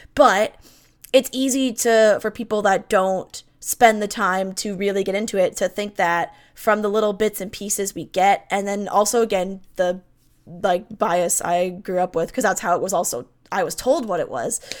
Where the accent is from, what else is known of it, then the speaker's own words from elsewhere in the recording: Canada; I'm Canadian